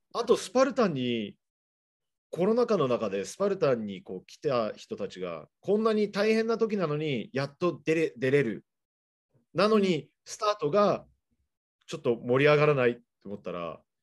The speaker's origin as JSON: {"language": "Japanese", "town": "Seattle", "region": "Washington", "country": "United States", "tie": "born or raised there", "moved": "yes", "lives_now": "Japan", "said": "僕の実家の方シアトルなんですけど"}